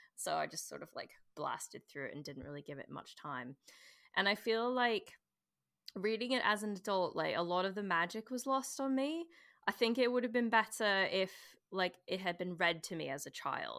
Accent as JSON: {"language": "English", "country": "Canada", "moved": "yes", "lives_now": "London, United Kingdom", "said": "I'm Canadian, if you notice the weird accent."}